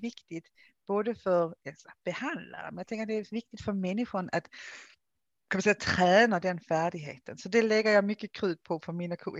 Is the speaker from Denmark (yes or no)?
yes; Denmark; Swedish is a second language; now in Sweden; Jag är ju dansk. Det känns som jag alltid behöver liksom säga det här i Sverige. Jag är dansk från början, som ni tycker jag har en konstig dialekt så det är därför. Ehm, har ju då bott i Sverige i många år